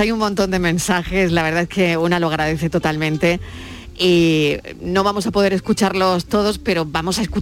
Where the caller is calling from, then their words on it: Ronda, Andalusia, Spain; Pues mira … de Ronda.